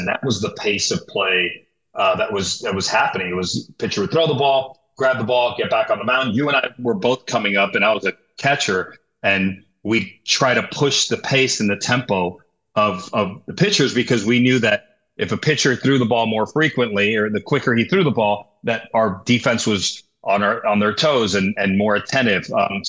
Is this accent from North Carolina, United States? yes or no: no; San Diego, California, United States; You see growing up in San Diego, you know, when I was coming up, we had in our conference, we had three guys that threw 90.